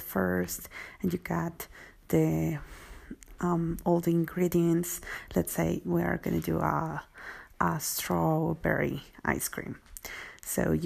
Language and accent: English; Mexico; I'm from Mexico